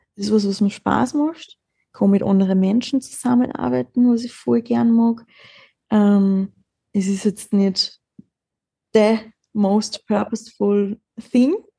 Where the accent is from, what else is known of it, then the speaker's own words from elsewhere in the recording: Austria; wir sind in Österreich geboren